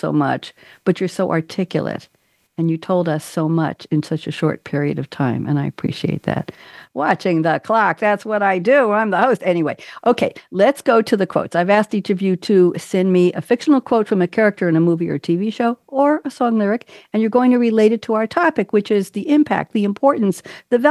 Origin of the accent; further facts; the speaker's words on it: New York, United States; moved away; also born or lived in Eugene, Oregon / Boston; I'm a New Yorker